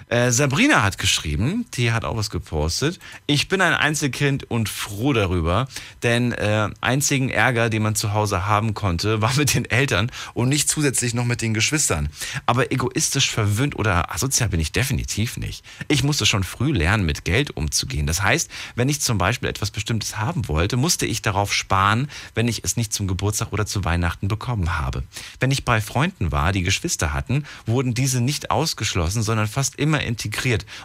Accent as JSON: {"language": "German", "country": "Algeria", "moved": "yes", "lives_now": "Bonn, Germany", "said": "Ich komme aus Algerien."}